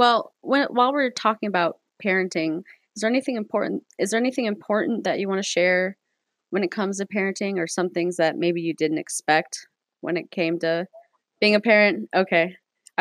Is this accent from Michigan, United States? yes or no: no; Cleveland, Ohio, United States; I grew up in Cleveland, probably not the safest place to grow up